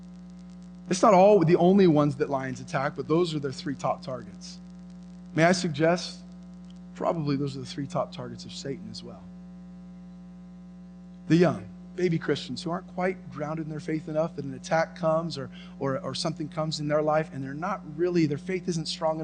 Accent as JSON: {"language": "English", "country": "United States", "tie": "born or raised there", "said": "I was born in America. I've lived in America"}